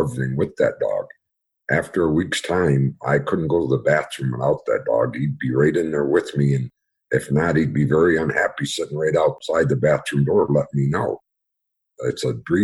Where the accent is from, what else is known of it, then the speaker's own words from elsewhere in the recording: Western New York, United States; I was born and raised in Western New York